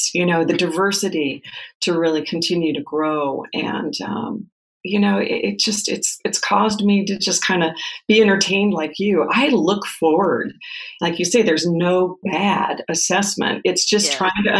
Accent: Nebraska, United States; moved away as an adult; also born or lived in Phoenix, Arizona; move from Phoenix back to Nebraska to my hometown

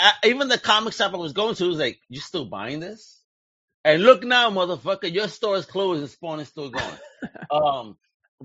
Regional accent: New York City, New York, United States; I'm from Brooklyn. I grew up in Greenpoint by Williamsburg

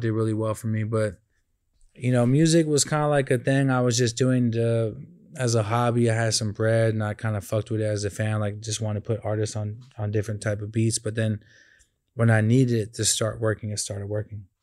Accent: California, United States; I'm from Cali

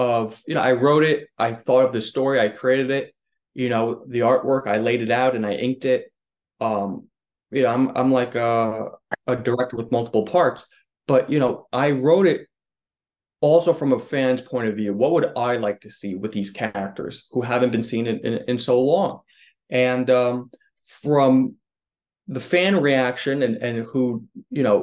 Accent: New York, United States; I'm a New Yorker.

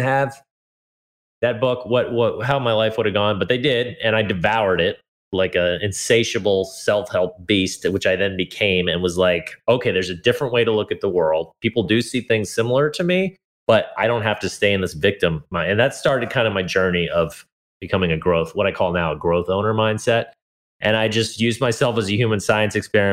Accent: Hawaii, United States; also born or lived in California; I was born in California to two hippie parents. And very quickly we moved to Hawaii

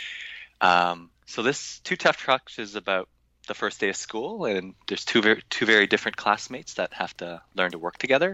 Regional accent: Toronto, Ontario, Canada; my hometown

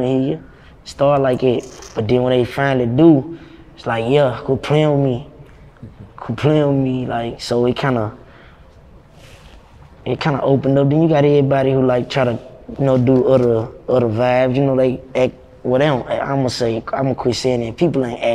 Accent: Nashville, Tennessee, United States; I'm from Dodge City. It's a small hood, North Nashville. It was just my hood

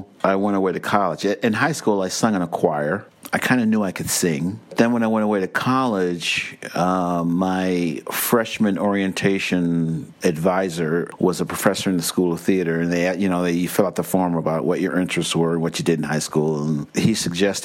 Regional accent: Cleveland, Ohio, United States; moved away as an adult; also born or lived in New York; now in West Milford, United States; I'm from Cleveland, Ohio

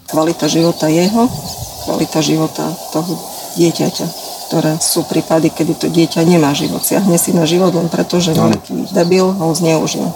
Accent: eastern Slovakia, Slovakia; to sa tu u nás na východe hovorí, že ma prestriklo

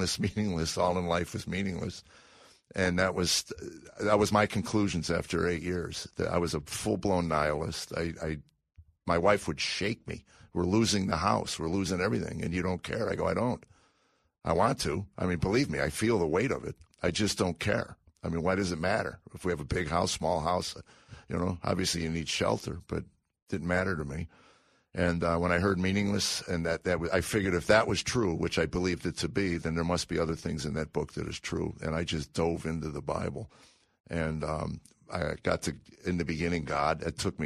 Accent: Chicago, Illinois, United States; moved away; I grew up in Chicago

